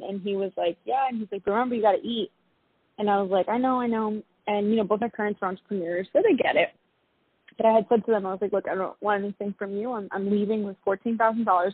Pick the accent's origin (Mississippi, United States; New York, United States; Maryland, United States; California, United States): New York, United States; New York City; also born or lived in London; being that I'm from New York City, the rat race is very common